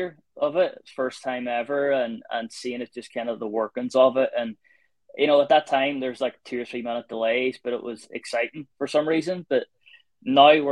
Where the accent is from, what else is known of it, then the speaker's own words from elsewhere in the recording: Ireland; moved away as an adult; now in England, United Kingdom; being Irish and being an Ireland fan